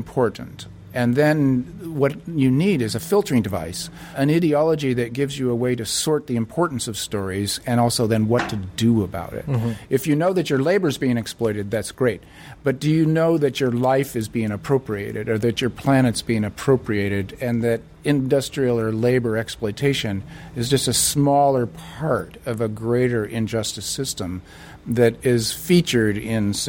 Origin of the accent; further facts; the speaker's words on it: United States; I'm an American leftist